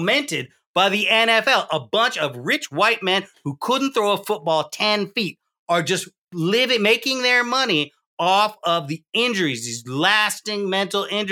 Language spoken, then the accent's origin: English; Deep South, United States; I grew up in the Deep South.